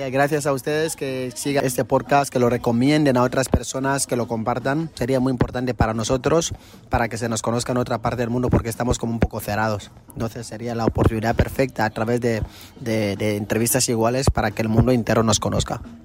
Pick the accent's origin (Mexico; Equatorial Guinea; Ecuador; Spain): Equatorial Guinea; Somos el único país de África de habla hispana